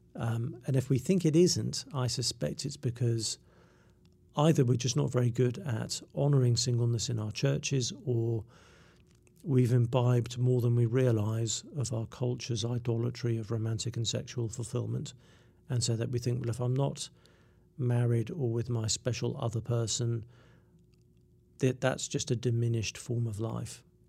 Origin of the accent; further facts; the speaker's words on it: England, United Kingdom; I'm English